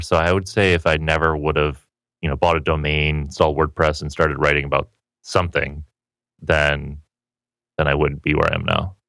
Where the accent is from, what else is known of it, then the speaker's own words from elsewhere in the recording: Petoskey, Michigan, United States; moved away as an adult; also born or lived in Seattle, Washington; now in San Diego, United States; Originally, I grew up in northern Michigan, small okay. town called Petoskey